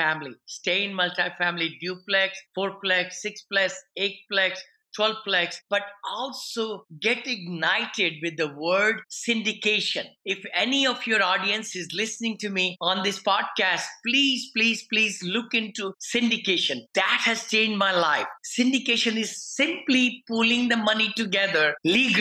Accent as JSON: {"language": "English", "country": "India", "moved": "as an adult", "lives_now": "United States", "said": "I'm an engineer from India"}